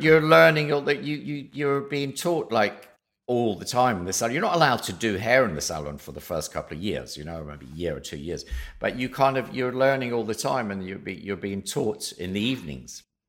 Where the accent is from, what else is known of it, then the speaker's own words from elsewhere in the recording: southwest of Scotland, United Kingdom; moved away; I grew up in a little village in the southwest of Scotland